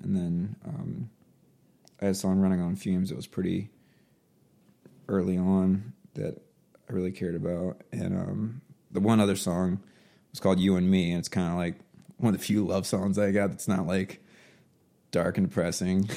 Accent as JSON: {"language": "English", "town": "Baltimore", "region": "Maryland", "country": "United States", "also_born_or_lived": "Oklahoma", "moved": "as an adult", "said": "I'm from Baltimore"}